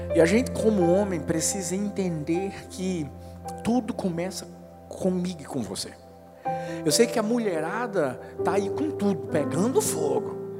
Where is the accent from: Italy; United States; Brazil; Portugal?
Brazil; Northeast Region; a gente é nordestino